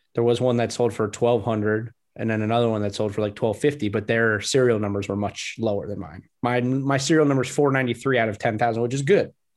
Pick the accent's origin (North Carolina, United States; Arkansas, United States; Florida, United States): Florida, United States; South; growing up in South Florida